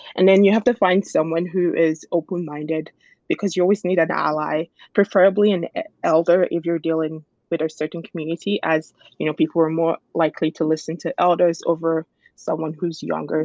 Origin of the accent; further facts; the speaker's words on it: Nigeria; my culture of being a Nigerian and being a Yoruba person